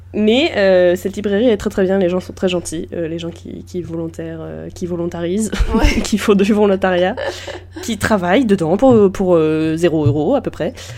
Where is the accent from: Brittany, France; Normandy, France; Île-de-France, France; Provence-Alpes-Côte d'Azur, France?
Normandy, France; je viens de Normandie, donc évidemment le Mont-Saint-Michel est chez moi